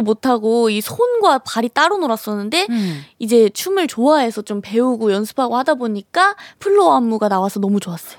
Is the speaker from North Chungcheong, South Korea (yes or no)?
yes; Cheongju, North Chungcheong, South Korea; accent: Chungcheong; moved away; 제가 청주 출신이에요.